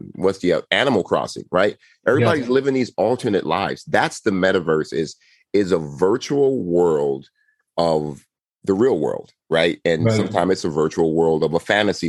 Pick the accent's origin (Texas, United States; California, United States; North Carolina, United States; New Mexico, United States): California, United States; Compton; born and raised in Compton